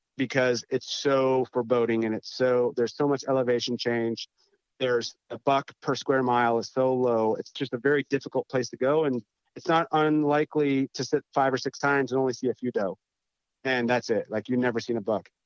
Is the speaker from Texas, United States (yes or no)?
no; North Dakota, United States; moved away as an adult; also born or lived in East Coast; growing up in North Dakota